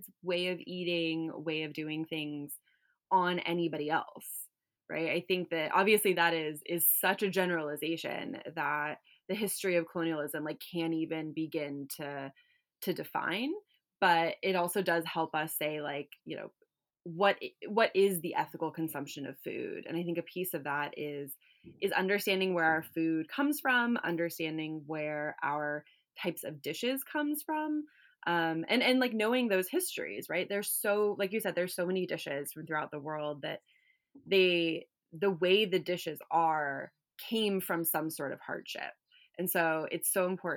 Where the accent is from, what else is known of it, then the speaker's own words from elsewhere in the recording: California, United States; moved away as an adult; also born or lived in Washington, D.C. / Connecticut; I grew up in California